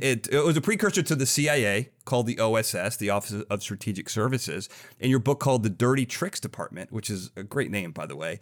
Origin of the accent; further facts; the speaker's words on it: Illinois, United States; I grew up in Illinois right next to a town called Lyle